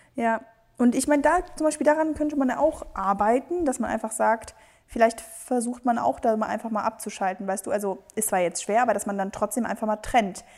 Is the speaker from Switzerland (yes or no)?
no; Spain; Wir sind beide Spanier